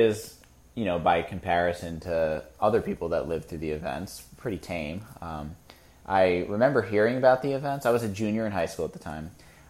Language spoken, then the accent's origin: English; United States; I grew up near New York City, so not a small portion of students in my school in a suburb of New York City had parents who worked in New York City.